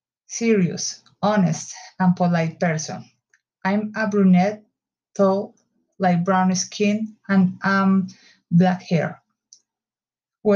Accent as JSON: {"language": "English", "region": "Bogotá", "country": "Colombia", "second_language": "English", "said": "I'm from Bogota, Colombia."}